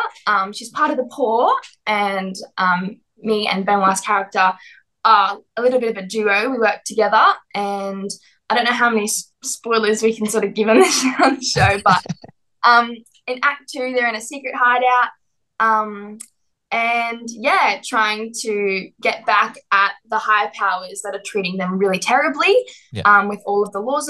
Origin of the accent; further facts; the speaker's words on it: Brisbane, Queensland, Australia; I'm from Brisbane